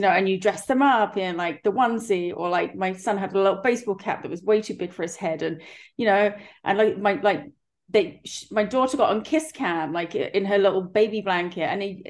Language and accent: English; England, United Kingdom; now in United States; so for us, I know I'm from England, but for my children, especially, it's like a family, something that has been in the family